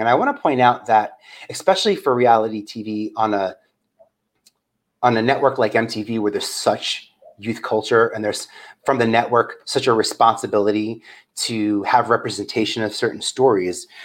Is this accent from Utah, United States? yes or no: no; New York City, New York, United States; I'm from Staten Island